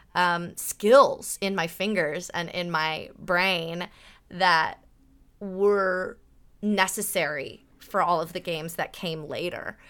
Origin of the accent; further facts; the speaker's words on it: Burbank, California, United States; also born or lived in San Diego, United States / Brooklyn, United States; I grew up in Burbank